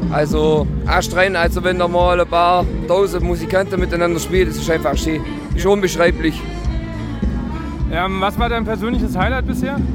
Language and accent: German; Württemberg Allgäu, Baden-Württemberg, Germany; aus dem schönen württembergischen Allgäu.